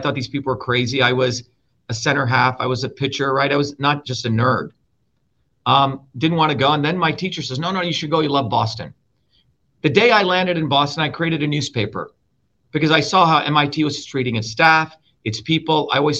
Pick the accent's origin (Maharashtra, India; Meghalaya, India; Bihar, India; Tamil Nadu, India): Maharashtra, India; Mumbai; In Bombay, okay? India.